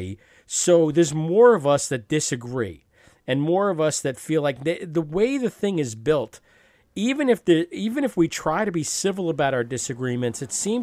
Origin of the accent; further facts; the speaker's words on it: New York area, United States; I grew up in the New York area